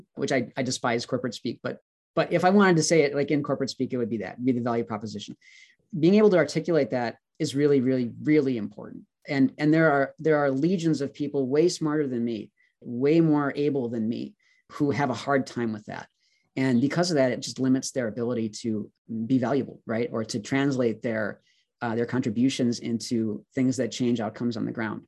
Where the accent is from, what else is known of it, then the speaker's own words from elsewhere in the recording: Wisconsin, United States; moved away as an adult; also born or lived in Virginia; I wanted to move back to Wisconsin. I was from Wisconsin. My parents still live in Milwaukee.